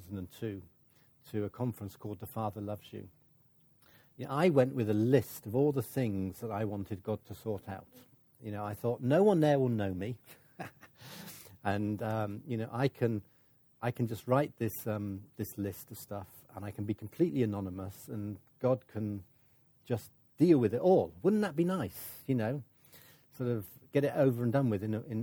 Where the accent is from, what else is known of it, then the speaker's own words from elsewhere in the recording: United Kingdom; I'm British